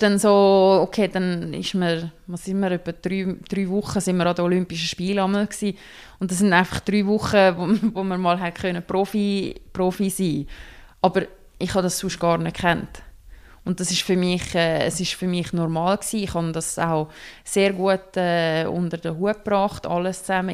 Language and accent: German; Switzerland; wir hier in der Schweiz